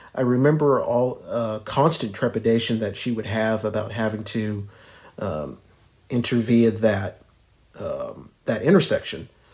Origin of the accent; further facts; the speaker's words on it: Ardmore, Oklahoma, United States; Ardmore, my hometown in the west